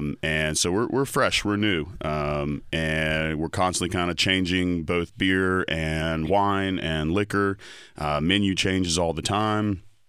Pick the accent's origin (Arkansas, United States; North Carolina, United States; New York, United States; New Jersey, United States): North Carolina, United States; Raleigh; Well, when I grew up in Raleigh in the 90s, you only went to Cary to play sports against Cary High.